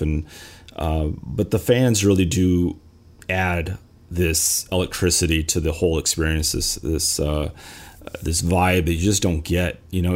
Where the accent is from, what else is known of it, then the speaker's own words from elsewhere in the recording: Los Angeles, California, United States; I'm from California, from Los Angeles